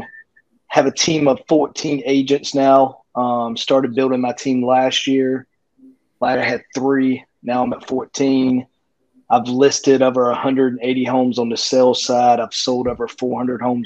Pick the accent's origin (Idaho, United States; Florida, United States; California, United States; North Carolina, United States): North Carolina, United States; Rocky Mount; also born or lived in Raleigh, North Carolina; I'm from a little town, Rocky Mount, North Carolina, which is about an hour from Raleigh, which is the market I'm